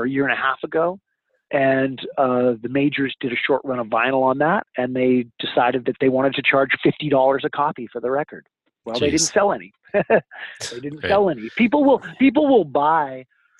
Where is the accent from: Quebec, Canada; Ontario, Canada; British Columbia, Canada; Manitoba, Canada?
British Columbia, Canada; Vancouver; growing up in Vancouver, British Columbia